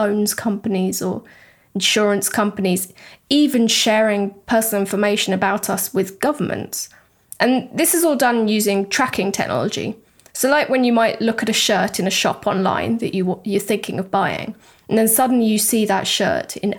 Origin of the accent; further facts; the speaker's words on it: United Kingdom; now in Europe; a British person living in Europe right now.